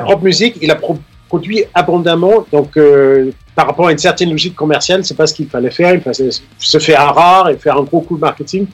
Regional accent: Denmark; moved away as an adult; now in Paris, France; j'ai grandi au Danemark, les 20 ans que j'ai passé là-bas

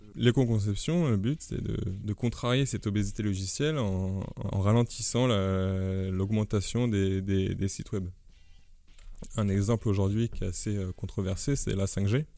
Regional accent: France; en tant que Français

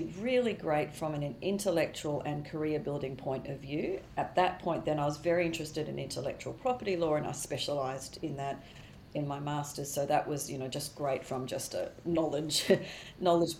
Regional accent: Australia; moved away as an adult; also born or lived in Queensland / New York

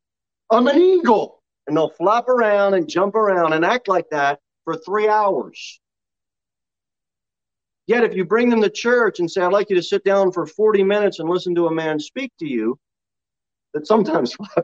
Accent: New Jersey, United States; moved away; We grew up in South Jersey

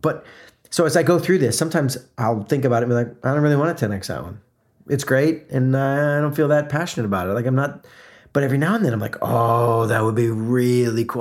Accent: South Florida, United States; moved away; also born or lived in Atlanta, Georgia; I grew up in South Florida, the first part of growing up, before moving to Atlanta

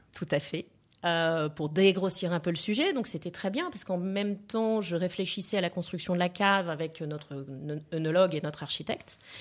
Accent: Lille, Hauts-de-France, France; moved away; also born or lived in Provence; je viens de, de, la région de Lille

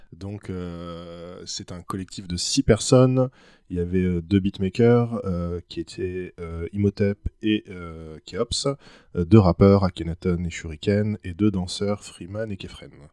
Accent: Orléans, Centre-Val de Loire, France; j'ai 30 ans, je viens d'Orléans

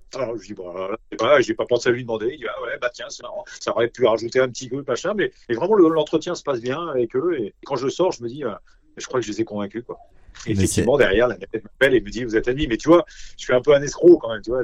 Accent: Nancy, Grand Est, France; moved away; also born or lived in Paris; je suis originaire de Nancy

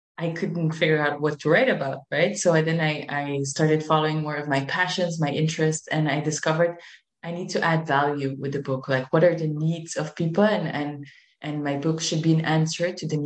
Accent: Belgium; moved away as an adult; now in Spain; I am originally from Belgium, but I always had Spain in my heart. I moved to Spain

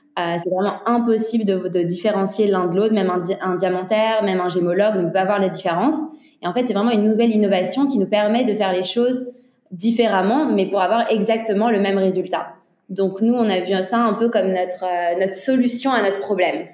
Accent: Antwerp, Flanders, Belgium; Sydney et moi, on vient d'Anvers. Donc en fait, on a grandi avec des parents dans le milieu des diamants

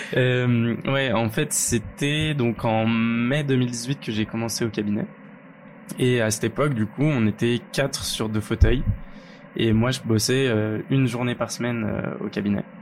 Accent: Lyon, Auvergne-Rhône-Alpes, France; je suis lyonnais de base

